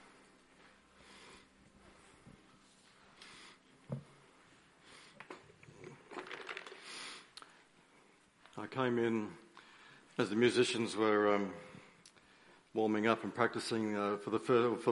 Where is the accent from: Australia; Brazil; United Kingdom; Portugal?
Australia; Queensland; moved away as an adult; now in Melbourne, Australia; I am a Queenslander, but I now live in Victoria, in Melbourne